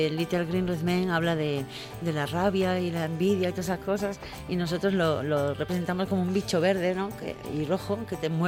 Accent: Gijón, Asturias, Spain; born there; Yo nací en Gijón, pero de rebote, vamos.

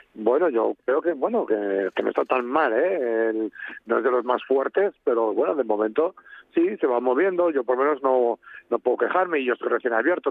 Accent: Spain; somos españoles

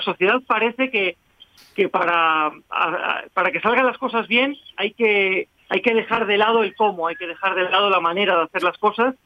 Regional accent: Spain; yo soy eso, español.

